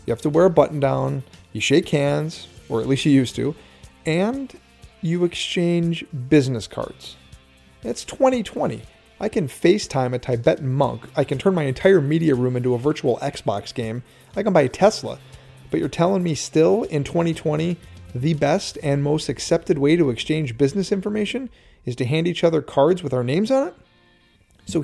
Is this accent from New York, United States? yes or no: no; Norway, Michigan, United States; my hometown of Norway and Iron Mountain and that whole area